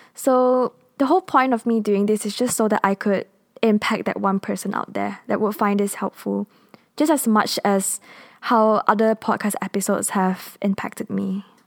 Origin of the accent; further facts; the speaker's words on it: Kuala Lumpur, Malaysia; first language English; I am based in Kuala Lumpur, Malaysia. We are a multinational country and our national language is Malay, but my first language and mother tongue is English